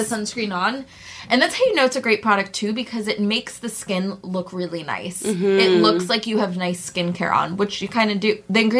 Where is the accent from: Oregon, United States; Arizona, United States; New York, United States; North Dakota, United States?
New York, United States; Long Island; now in Brooklyn, United States; Okay, so I'm from Long Island, so I'm like north of the Bronx or upstate.